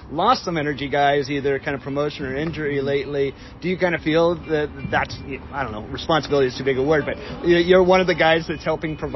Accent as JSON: {"language": "English", "region": "Florida", "country": "United States", "tie": "born or raised there", "said": "One of the cool things about growing up in Florida was"}